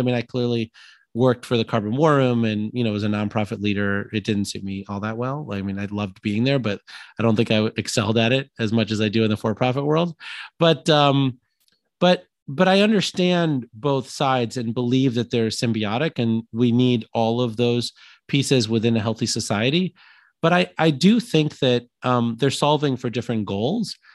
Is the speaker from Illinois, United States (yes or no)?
yes; Illinois, United States; I'm from Illinois